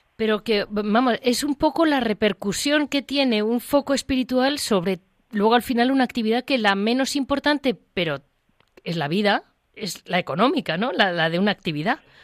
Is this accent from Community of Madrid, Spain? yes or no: yes; Madrid, Community of Madrid, Spain; como madrileña